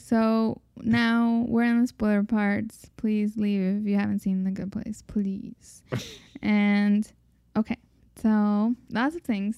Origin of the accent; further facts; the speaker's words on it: Mexico; growing up in Mexic